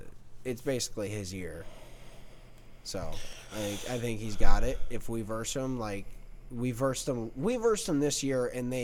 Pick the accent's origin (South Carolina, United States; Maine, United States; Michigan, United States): Michigan, United States; Detroit; I'm from Detroit. I need to not be in Detroit when this shit happens.